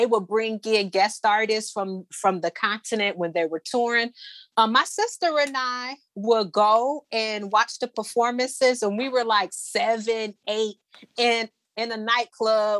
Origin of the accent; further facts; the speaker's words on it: Detroit, Michigan, United States; I was born and raised here in Detroit